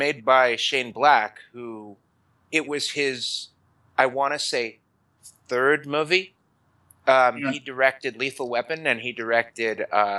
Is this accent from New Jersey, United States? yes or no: no; New York, United States; I'm from New York